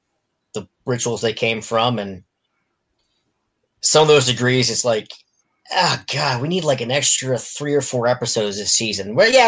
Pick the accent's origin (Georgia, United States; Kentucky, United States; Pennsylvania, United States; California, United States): Pennsylvania, United States; I came from Pennsylvania, then I moved out to where I am now, and of course, the Pennsylvania ritual